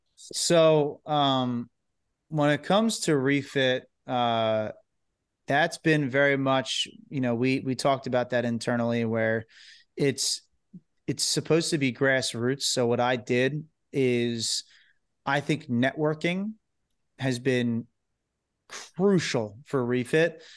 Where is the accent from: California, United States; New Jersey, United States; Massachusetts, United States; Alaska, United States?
New Jersey, United States; we're from New Jersey.